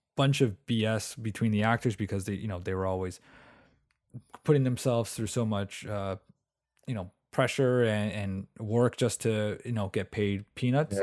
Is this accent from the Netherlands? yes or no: no; Canada; I'm from Canada